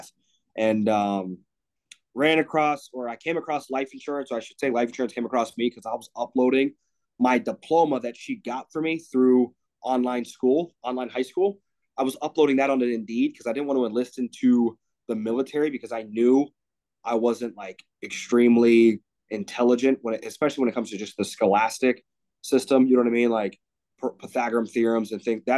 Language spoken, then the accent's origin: English; Greensburg, Pennsylvania, United States; now in near Chicago, United States; I grew up in Greensburg. It's like a small hick town, 45 minutes, an hour outside of Pittsburgh